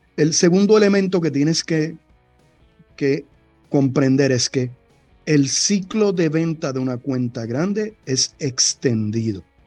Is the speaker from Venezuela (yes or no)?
no; Cataño, Puerto Rico; mi pueblo, allá en Cataño